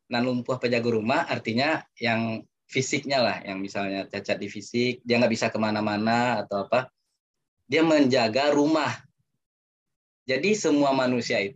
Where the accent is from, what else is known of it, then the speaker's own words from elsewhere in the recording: West Sumatra, Indonesia; first language Minangkabau; karena di pepatah Minang mengatakan ini Minangkabau di kampung saya itu bahasa Minang ya